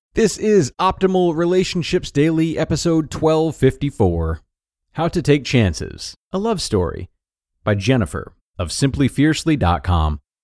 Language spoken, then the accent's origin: English; United States; moved away as an adult; now in Australia; I'm American, but I've been living in Australia since my early 20s